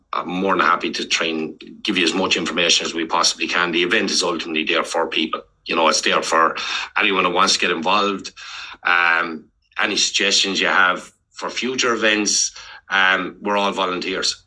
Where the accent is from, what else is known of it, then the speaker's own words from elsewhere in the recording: Ireland; moved away as an adult; now in Melbourne, Australia; when we're growing up in Ireland